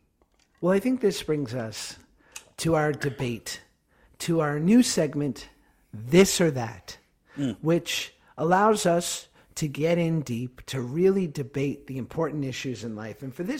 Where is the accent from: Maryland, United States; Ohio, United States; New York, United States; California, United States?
New York, United States; moved away; I'm from New York.